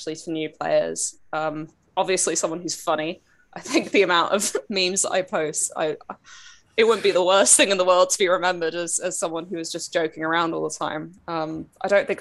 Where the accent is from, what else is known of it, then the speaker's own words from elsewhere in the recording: Geneva, Switzerland; also born or lived in Manchester, United Kingdom; now in United Kingdom; I grew up in Geneva. I could walk 20 minutes west and be in a different country.